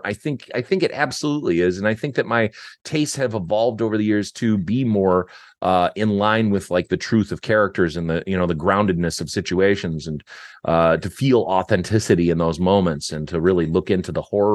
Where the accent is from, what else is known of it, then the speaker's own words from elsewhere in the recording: Detroit, Michigan, United States; We grew up in Detroit